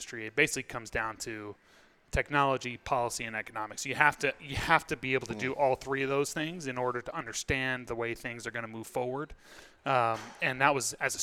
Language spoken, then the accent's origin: English; Washington, District of Columbia, United States; now in Boston, United States; I grew up in Washington, D.C.